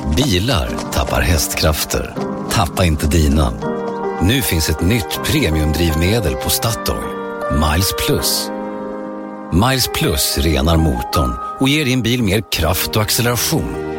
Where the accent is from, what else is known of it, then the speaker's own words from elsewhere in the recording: Stockholm, Stockholm County, Sweden; jag är ju själv stockholmare